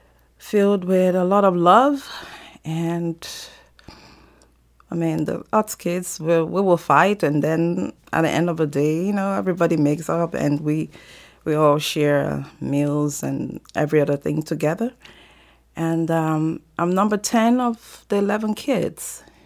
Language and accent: English; Nigeria; moved away; I'm originally from Nigeria, and I come from a very large family, a family of 11 kids